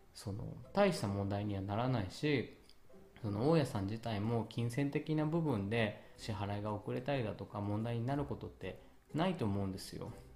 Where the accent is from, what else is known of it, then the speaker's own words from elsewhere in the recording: Japan; moved away; also born or lived in Italy; 私が日本人であること